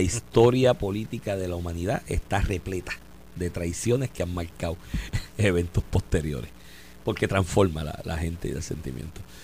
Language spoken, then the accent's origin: Spanish; Puerto Rico; now in United States; somos tantos los puertorriqueños que votamos aquí